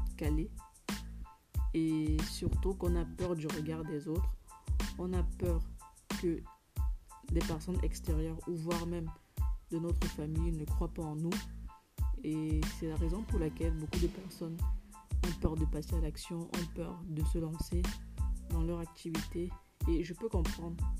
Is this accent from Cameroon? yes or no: yes; Cameroon; en tant que africaine, en tant que camerounaise